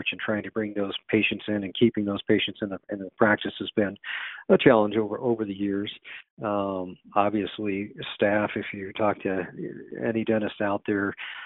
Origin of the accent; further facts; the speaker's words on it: San Diego, California, United States; moved away as an adult; also born or lived in Boulder, Colorado; I went back to my hometown of San Diego, California